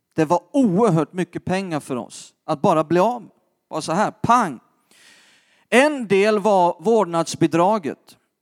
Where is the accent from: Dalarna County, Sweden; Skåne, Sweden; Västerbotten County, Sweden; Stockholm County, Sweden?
Skåne, Sweden; jag är uppvuxen själv i Skåne